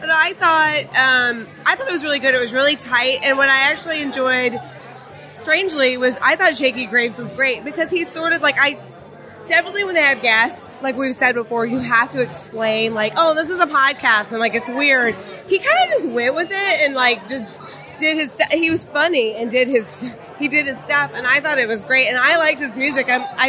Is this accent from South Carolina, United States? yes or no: no; Austin, Texas, United States; I'm from Austin, Texas.